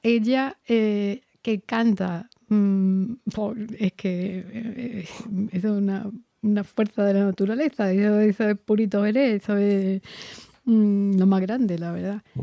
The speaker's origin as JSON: {"language": "Spanish", "town": "Jerez de la Frontera", "region": "Andalusia", "country": "Spain", "said": "soy de Jerez."}